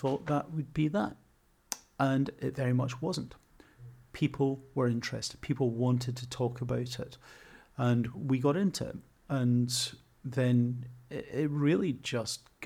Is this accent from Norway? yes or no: no; Scotland, United Kingdom; now in Coventry, United Kingdom; I'm a squat, beardy, Scottish middle-aged man. My accent to some people sounds like I want to stab them